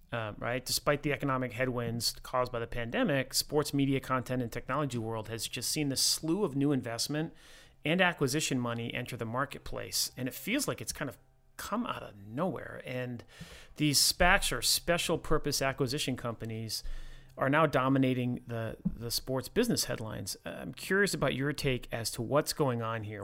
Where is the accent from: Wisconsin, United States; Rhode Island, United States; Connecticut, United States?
Rhode Island, United States; I grew up in Rhode Island